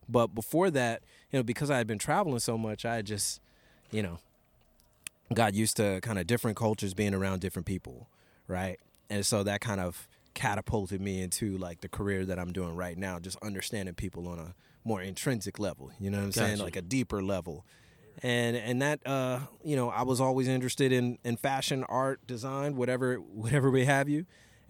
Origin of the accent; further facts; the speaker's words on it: Los Angeles, California, United States; also born or lived in various places as Navy brat; I'm originally from Los Angeles, California, but I'm one of those Navy brats, you know what I'm saying?